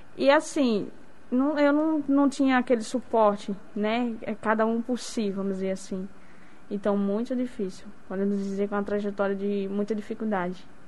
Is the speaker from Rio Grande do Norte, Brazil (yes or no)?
yes; Macaíba, Rio Grande do Norte, Brazil; Sou de Macaíba, do interior de Macaíba